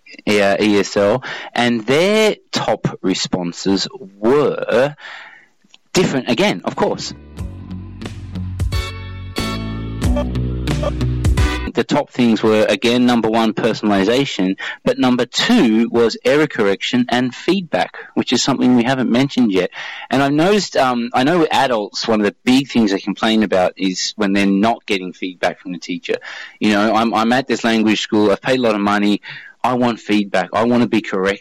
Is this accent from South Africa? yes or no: no; Australia; I'm from Australia